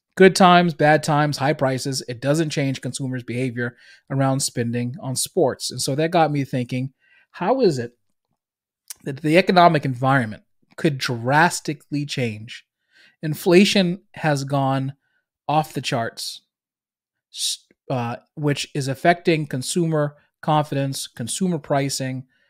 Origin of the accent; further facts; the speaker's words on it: Boston, Massachusetts, United States; accent: Boston; I'm from Boston. If you can't hear it in my accent